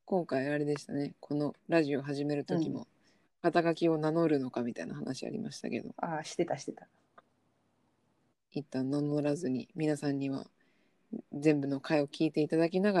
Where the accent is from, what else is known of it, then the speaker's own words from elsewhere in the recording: Tokyo, Japan; 私は出身が都内なの